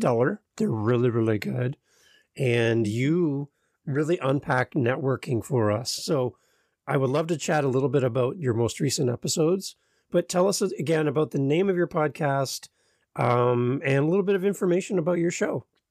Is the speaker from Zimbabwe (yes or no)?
no; Canada; as a Canadian